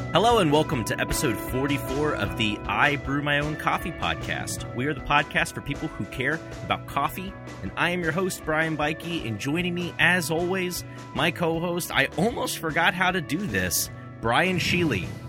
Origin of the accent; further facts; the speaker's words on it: Louisville, Kentucky, United States; also born or lived in Cincinnati, Ohio; now in Dallas, United States; my hometown is in Louisville, Kentucky